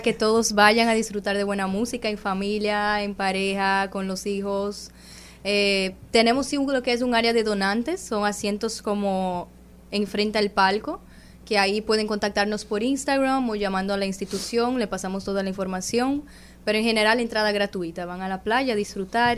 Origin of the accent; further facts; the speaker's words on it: Brazil; yo soy de Brasil